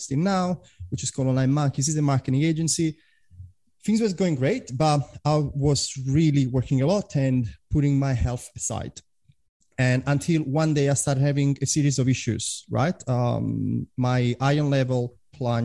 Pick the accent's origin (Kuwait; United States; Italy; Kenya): Italy; English is a second language; moved away as an adult; also born or lived in London / Prague; now in Australia; I'm originally from Italy, although I've been living in Australia for 10 years